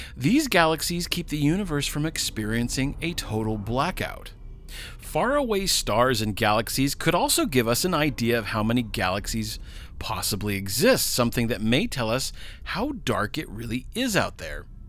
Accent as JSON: {"language": "English", "country": "United States"}